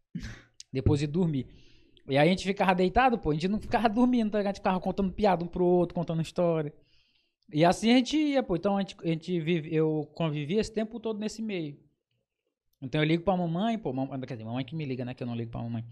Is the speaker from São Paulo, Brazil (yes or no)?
no; Cururupu, Maranhão, Brazil; moved away; also born or lived in Pinheiro / Rio de Janeiro / São Luís; eu sou da Ilha dos Lençóis, de Cururupu. E aí eu nasci lá